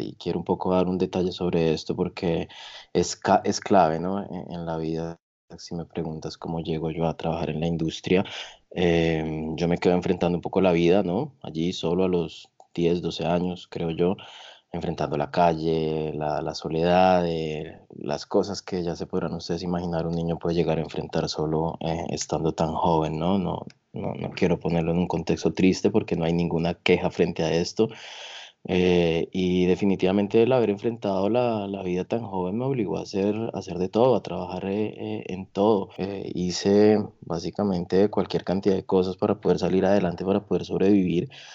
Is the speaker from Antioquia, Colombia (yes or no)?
no; Tolima, Colombia; also born or lived in Bogotá, Colombia; yo nací en Bogotá, pero yo desde muy jóvenes eh, mis padres nos llevaron a vivir a eh, Iconos en el Tolima, así que allí crecí.